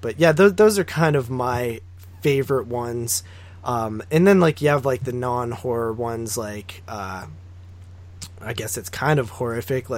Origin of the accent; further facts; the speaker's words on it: Nemacolin Castle area, Pennsylvania, United States; We have a castle around here called the Nemecolon Castle. It's like in my hometown